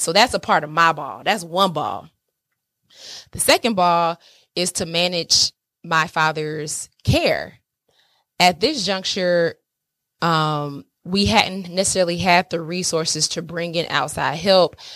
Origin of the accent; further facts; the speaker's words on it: Atlanta, Georgia, United States; moved away; I'm from Atlanta, SWAT's all day. Y'all know I, that's my city